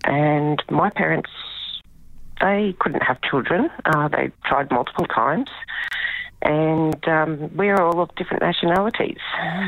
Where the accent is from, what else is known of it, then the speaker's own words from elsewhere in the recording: Brisbane, Queensland, Australia; we grew up in Brisbane.